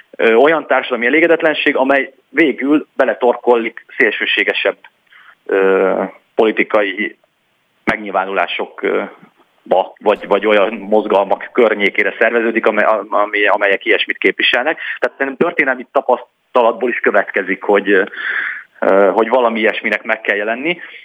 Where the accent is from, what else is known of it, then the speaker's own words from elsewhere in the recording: Heves County, Borsod County and Nógrád County, Northern Hungary, Hungary; én Heves megye, Borsod megye és Nógrád megye futballpályáin nőttem föl